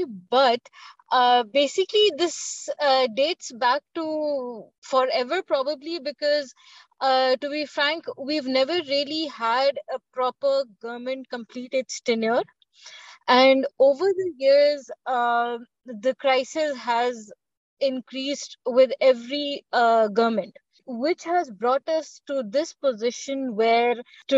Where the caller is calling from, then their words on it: Lahore, Punjab, Pakistan; I am based in Lahore, Pakistan.